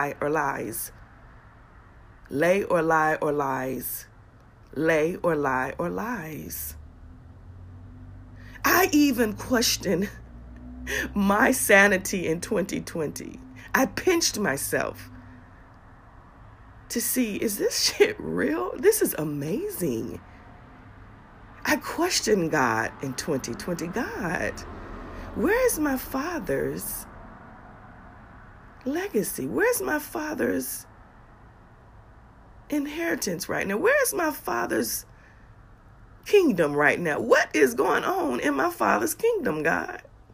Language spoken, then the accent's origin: English; Augusta, Georgia, United States; my hometown, Augusta, Georgia, where my mother and I have home